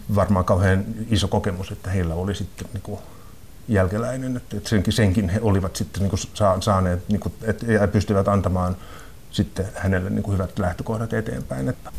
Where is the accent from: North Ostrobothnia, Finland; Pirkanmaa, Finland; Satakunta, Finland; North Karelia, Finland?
Satakunta, Finland; Rauma; now in Helsinki, Finland; mä olen kotoisin Raumalta, niin kuin pikkukaupungista, ja, joka oli silloin niin kuin 70-luvulla, kun mä olin pieni, ja sitten 80-luvulla, kun mä olin koulussa